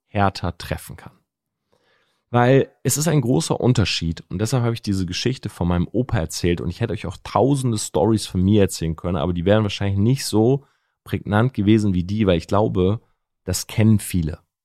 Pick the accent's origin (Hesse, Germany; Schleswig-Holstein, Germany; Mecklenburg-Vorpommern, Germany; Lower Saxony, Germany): Lower Saxony, Germany; Delmenhorst; bin groß geworden in der Stadt Delmenhorst